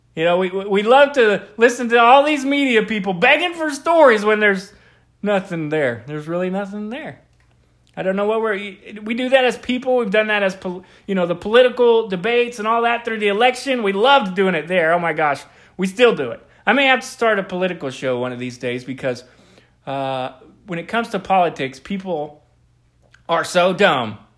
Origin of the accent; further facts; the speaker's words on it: Oklahoma City, Oklahoma, United States; all of us folks growing up in the Oklahoma City area